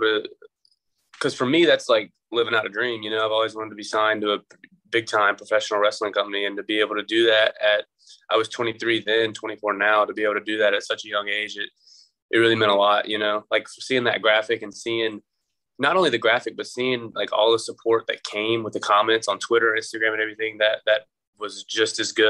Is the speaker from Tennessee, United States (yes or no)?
no; Greensboro, North Carolina, United States; my hometown at the Greensboro Coliseum